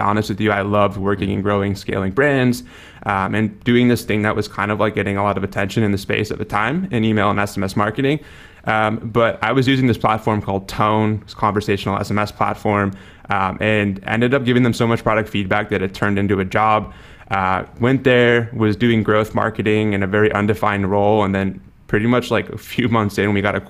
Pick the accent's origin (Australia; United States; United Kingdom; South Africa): United States; Wisconsin; moved away as an adult; now in San Diego, United States; I grew up in Wisconsin, so very cold, very opposite kind of climate